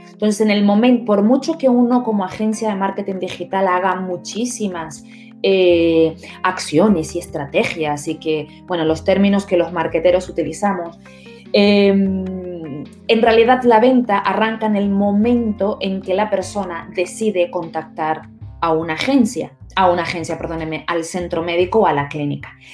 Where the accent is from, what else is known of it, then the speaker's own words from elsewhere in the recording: Spain; Nosotros como españoles